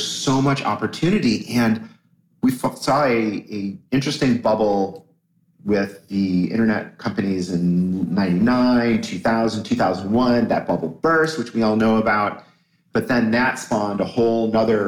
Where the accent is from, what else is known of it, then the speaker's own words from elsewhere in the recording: Toledo, Ohio, United States; I was born in Toledo